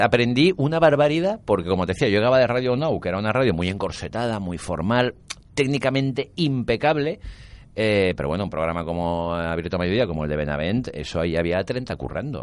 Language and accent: Spanish; Valencia, Valencian Community, Spain; also born or lived in Nancy, France / Tangier, Morocco; Nací en Onsi porque mi padre daba allí clases en la Facultad de Letras de allí, pero cuando tenía nueve meses de vida vinimos a Valencia